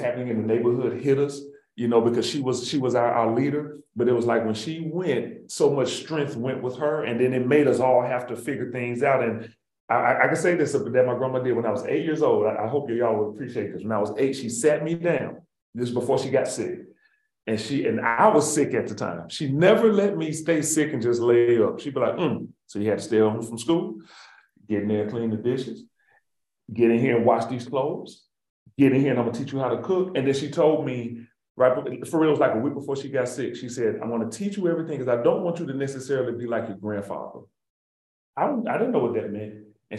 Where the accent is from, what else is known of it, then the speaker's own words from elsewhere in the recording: Birmingham, Alabama, United States; I grew up in North Birmingham, and I was raised by my parents, but mostly by my grandparents.